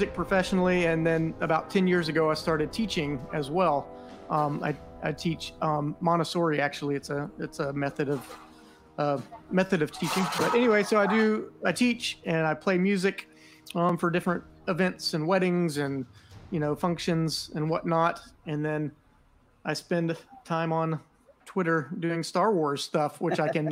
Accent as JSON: {"language": "English", "region": "northeast Florida", "country": "United States", "tie": "born or raised there", "said": "I'm from Florida, the crazy state of Florida. I've lived here my whole life. I grew up in the northeast section of Florida."}